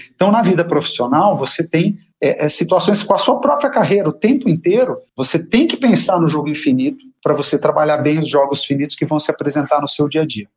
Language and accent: Portuguese; Brazil; A nossa cultura, como brasileiros